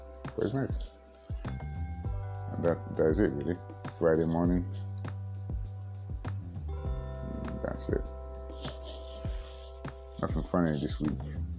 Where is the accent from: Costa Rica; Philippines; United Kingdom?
United Kingdom; England; also born or lived in Warri / Port Harcourt; Not really, I grew up in England. I went to the Niger Delta. I then moved to between Warri and Port Harcourt.